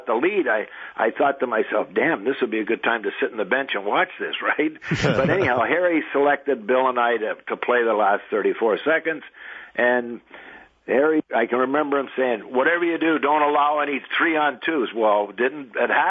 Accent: Sarnia, Ontario, Canada; a kid growing up in Sarnia

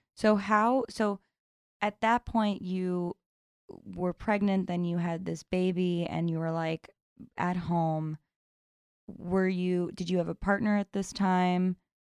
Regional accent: New York City, New York, United States; I grew up here in New York City

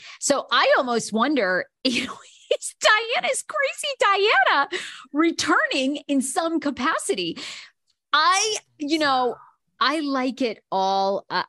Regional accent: Maine, United States; I was raised in Maine and it's just, you know, we're just a bunch of hillbillies up there anyway.

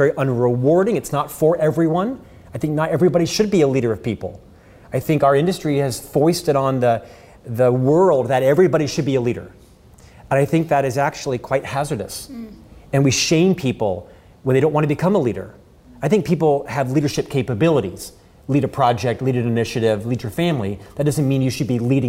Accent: Orlando, Florida, United States; I'm from Orlando, Florida, born and raised there in Central Florida

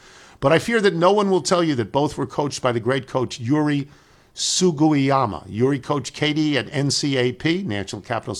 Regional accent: Modesto, California, United States; I grew up in Modesto, California.

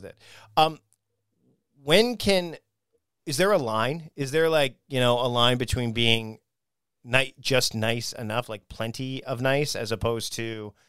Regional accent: Ontario, Canada; I mean, when I growing up in Ontario, you definitely get that nasally kind of the abouts start to show up and things like that.

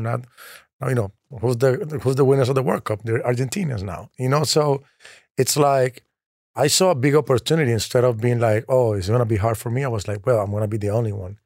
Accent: Colombia; I'm from Colombia

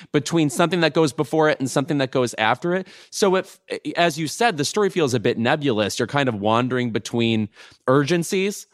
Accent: Lemont, Illinois, United States; my hometown in Lamont, Illinois

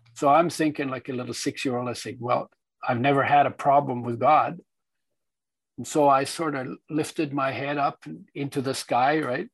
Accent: Poland; i was born in Poland in 1942 during the Second World War when it was part of Germany

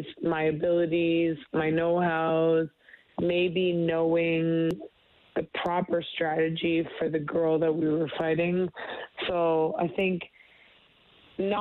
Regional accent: Canada; being a Canadian

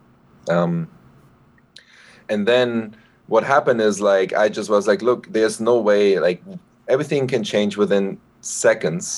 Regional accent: Berlin, Germany; born and raised in Berlin

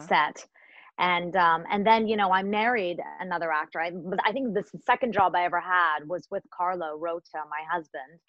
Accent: Toronto, Ontario, Canada; also born or lived in India / Africa / London; I was born in India and I lived, I grew up in Africa and London, and then I came to Canada when I was almost seven to Toronto.

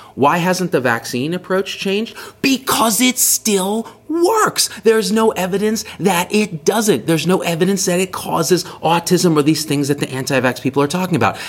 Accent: Central Valley of California, United States; also born or lived in Bay Area, California; now in Las Vegas, United States; My parents and I grew up in the Central Valley of California with well water.

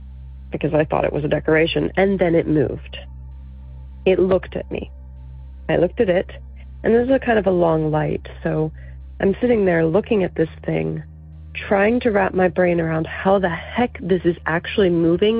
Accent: Virginia, United States; I'm from Virginia

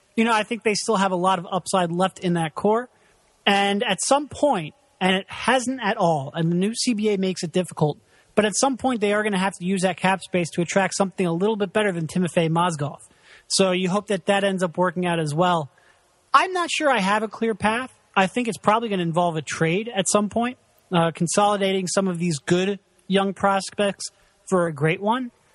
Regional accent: Philadelphia, Pennsylvania, United States; I'm from Philadelphia

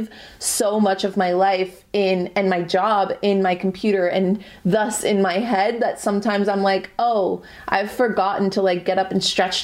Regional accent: Canada; I'm Canadian

